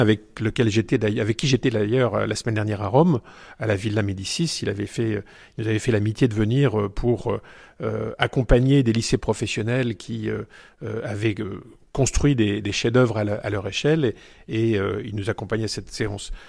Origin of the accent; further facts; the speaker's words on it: Boulogne-sur-Mer, Hauts-de-France, France; moved away as an adult; also born or lived in Lille / Paris / Châlons-en-Champagne; now in Épernay, France; Je suis originaire de Boulogne-sur-Mer. Euh, toute ma famille euh, a vécu à, Boulogne-sur-Mer